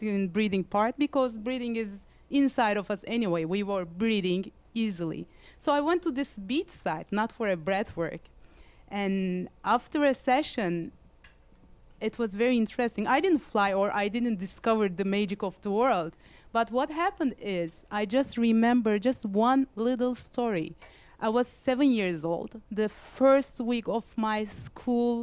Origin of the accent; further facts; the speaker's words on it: Istanbul, Turkey; moved away as an adult; I'm from Istanbul. I moved here like 10 years ago.